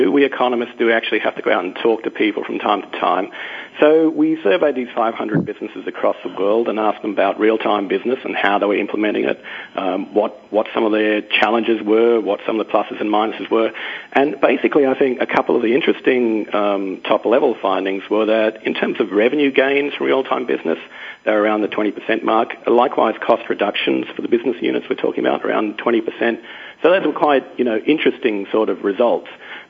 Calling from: London, United Kingdom; I'm calling from London, England.

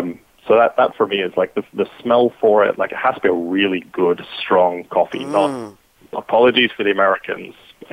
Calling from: Brisbane, Queensland, Australia; So I'm calling in from Brisbane, Australia today

